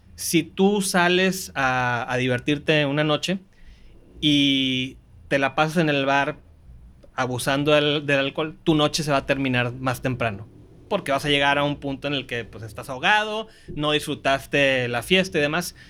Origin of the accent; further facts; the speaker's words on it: Manzanillo, Colima, Mexico; moved away; also born or lived in Monterrey, Nuevo León / Mexico City; Yo ya soy regiomontano por nacimiento, costeñito por adopción. Crecí en Manzanillo, Colima